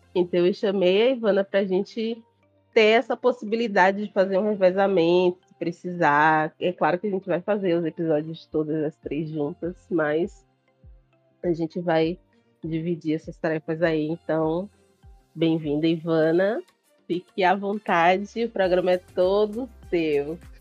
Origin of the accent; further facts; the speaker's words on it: Salvador, Bahia, Brazil; eu sou do Nordeste, eu sou de Salvador